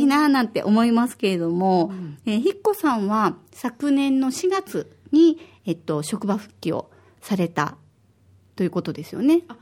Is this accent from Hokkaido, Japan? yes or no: no; Osaka, Japan; now in Okinawa, Japan; 私は大阪出身で